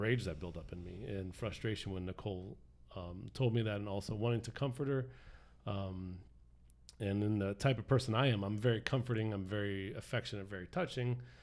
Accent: South Florida, United States; I grew up here in South Florida

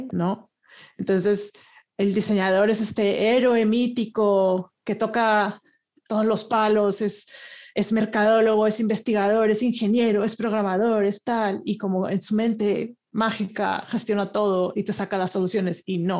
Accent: Monterrey, Nuevo León, Mexico; moved away as an adult; also born or lived in Italy; now in Madrid, Spain; yo originalmente soy de Monterrey

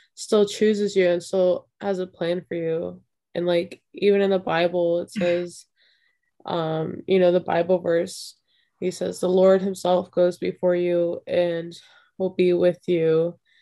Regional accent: Florida, United States; I'm from Florida

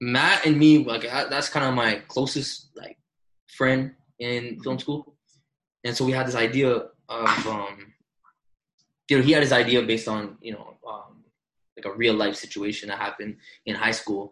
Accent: Toronto, Ontario, Canada; we came from Toronto. We're just Toronto kids

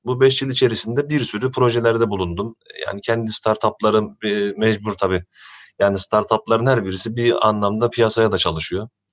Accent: Ankara, Turkey; moved away as an adult; now in Istanbul, Turkey; Ben Ankara doğumluyum. Ee, İstanbul'a Boğaziçi Üniversitesi'ni kazanarak geldim.

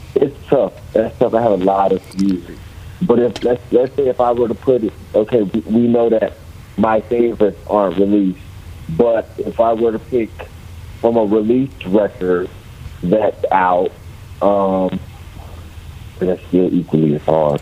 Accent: Tallahassee, Florida, United States; also born or lived in Memphis, Tennessee / Fort Lauderdale, Florida; I was born and raised in Tallahassee, Florida. And around third grade, I went to Memphis, Tennessee

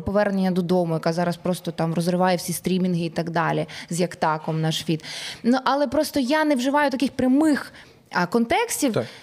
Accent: Ukraine; ми з України, ми артисти

